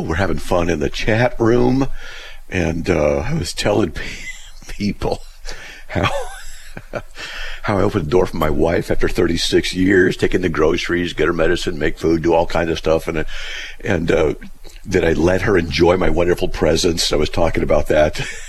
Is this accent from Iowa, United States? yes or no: no; Buena Park, California, United States; Well, I grew up in Buena Park, you know, Riverside, so I'm just, okay.